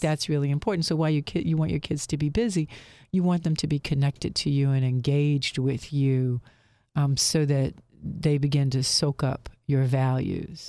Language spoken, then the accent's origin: English; Lynchburg, Virginia, United States; moved away as an adult; now in Philadelphia, United States; I'm from Lynchburg, Virginia, if you can't tell. I, I do not have a Philly accent